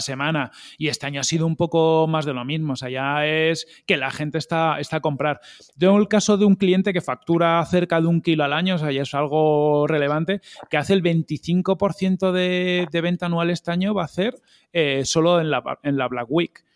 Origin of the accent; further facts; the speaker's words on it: Galicia, Spain; mi tierra, por Galicia